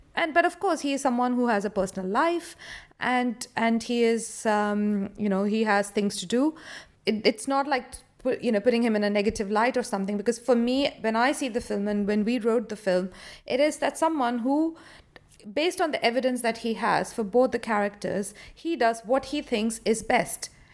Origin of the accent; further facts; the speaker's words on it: India; now in London, United Kingdom; I am an Indian born director who's, uh, currently living in London.